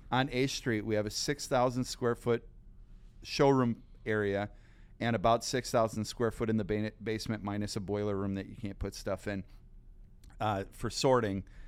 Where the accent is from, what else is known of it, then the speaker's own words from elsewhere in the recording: Sheboygan County, Wisconsin, United States; I grew up in Sheboygan County